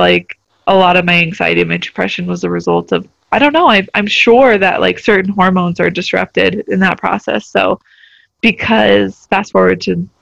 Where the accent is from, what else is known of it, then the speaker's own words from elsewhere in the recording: Albuquerque, New Mexico, United States; moved away as an adult; also born or lived in Germany; I actually grew up in New Mexico. I grew up in the Albuquerque area